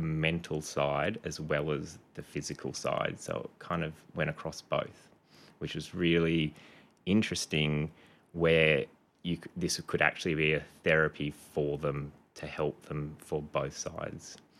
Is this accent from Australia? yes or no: yes; Canberra, Australian Capital Territory, Australia; moved away as an adult; also born or lived in Townsville; now in Gold Coast, Australia; I grew up mostly in Canberra. I was born in Townsville, um, and then when I was six, family moved down to Canberra.